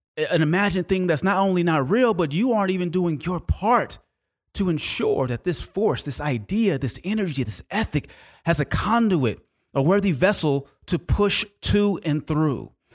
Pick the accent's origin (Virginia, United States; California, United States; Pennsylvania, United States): California, United States; Oakland; when I was growing up in Oakland, California